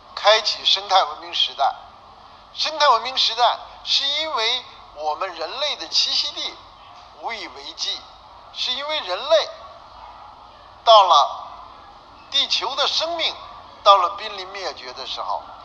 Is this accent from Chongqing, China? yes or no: no; Beijing, China; 我在北京就更清楚了